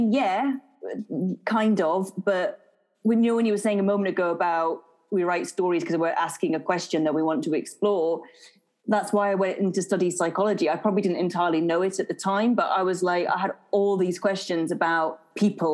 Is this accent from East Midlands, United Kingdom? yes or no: no; market town near Edinburgh, Scotland, United Kingdom; also born or lived in Scottish Borders; now in England; I was born in Edinburgh. For the first about 6 years of my life, I lived on the border, sort of on the border area between Scotland and England. And then I moved to a sort of market town near Edinburgh again.